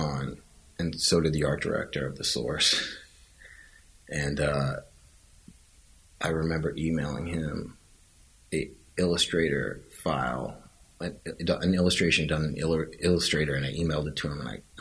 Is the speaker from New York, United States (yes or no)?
yes; New York City, New York, United States; I grew up in Lower Manhattan